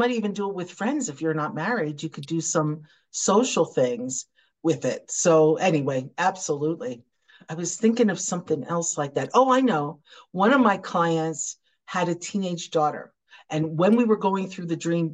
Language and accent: English; United States; I was an American entrepreneur